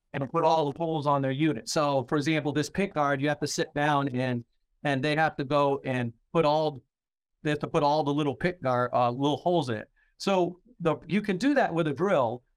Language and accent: English; Maine, United States; I'm from Maine.